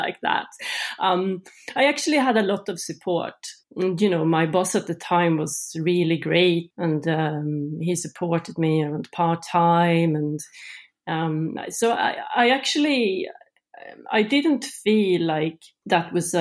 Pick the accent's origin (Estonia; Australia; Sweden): Sweden; moved away as an adult; now in Norway; I grew up in Sweden